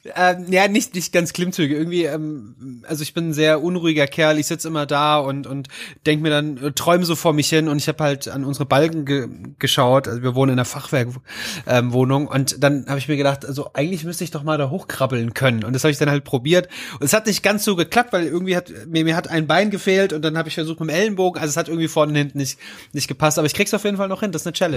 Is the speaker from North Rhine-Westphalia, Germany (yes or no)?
no; Rodgau, Hesse, Germany; ich komme aus einem kleinen Vorort von Offenbacher Main, nennt sich Rottgau